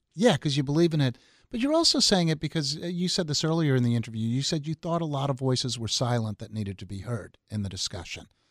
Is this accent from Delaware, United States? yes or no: no; Long Island, New York, United States; I grew up on Long Island, and so Garden City is a very nice suburb of New York City